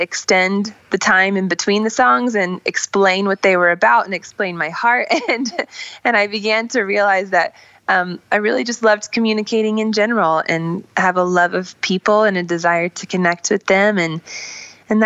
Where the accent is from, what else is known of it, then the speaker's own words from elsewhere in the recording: Iowa City, Iowa, United States; I grew up in Iowa City, Iowa, so it was sort of a rural, like, farm area